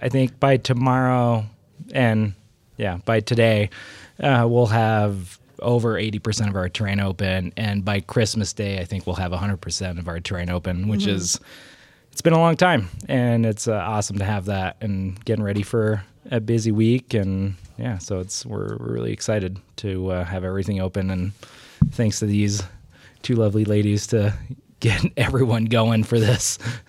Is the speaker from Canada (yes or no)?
yes; Canada; I'm Canadian.